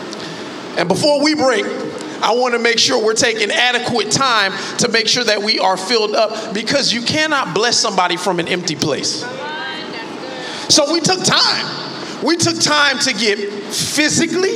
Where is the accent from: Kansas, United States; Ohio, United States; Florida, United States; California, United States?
Florida, United States; Miami Gardens; I'm a kid from Carroll City